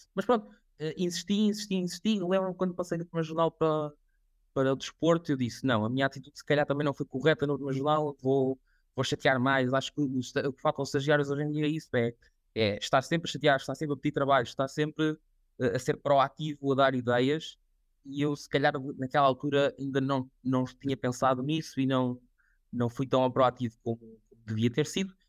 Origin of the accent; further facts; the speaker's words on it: Coimbra, Centro, Portugal; moved away as an adult; also born or lived in Viseu / Lisbon; Fui fazer um mestrado em Coimbra, sou de Coimbra